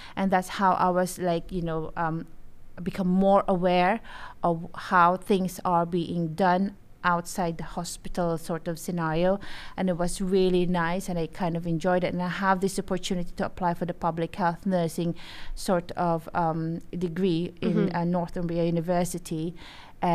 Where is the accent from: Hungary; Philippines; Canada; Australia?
Philippines; moved away as an adult; now in United Kingdom; when I came here in 2000, because I'm originally from the Philippines